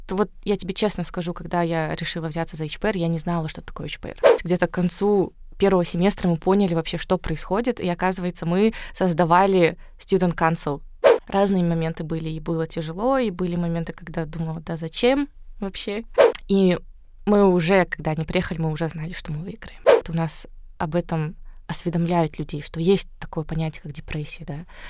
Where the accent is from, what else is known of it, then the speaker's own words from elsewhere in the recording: Karaganda, Karaganda Region, Kazakhstan; moved away; also born or lived in Astana; я сама родом из Караганды.